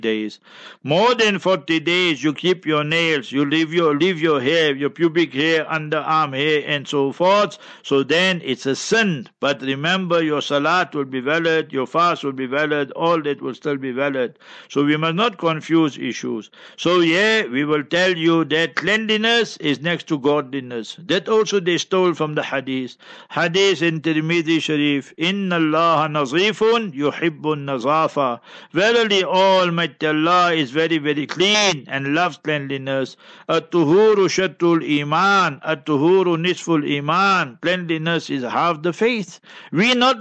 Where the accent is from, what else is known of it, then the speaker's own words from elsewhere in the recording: Heidelberg, Gauteng, South Africa; also born or lived in Karachi; I will be in Heidelberg, my hometown